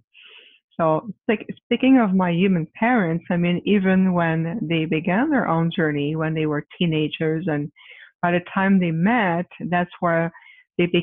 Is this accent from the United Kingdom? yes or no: no; Quebec, Canada; moved away as an adult; now in Phoenix, United States; I'm originally from Quebec, Canada, but I reside in Phoenix, Arizona